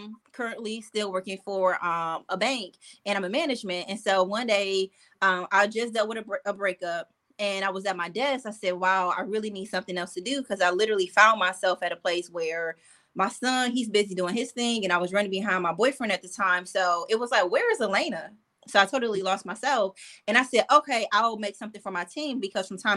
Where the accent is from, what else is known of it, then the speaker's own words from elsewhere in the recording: Detroit, Michigan, United States; where I'm from Detroit, Michigan